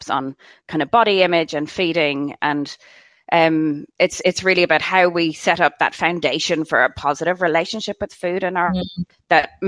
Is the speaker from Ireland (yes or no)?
yes; Ireland; moved away; I'm from Ireland originally, if you didn't guess by my accent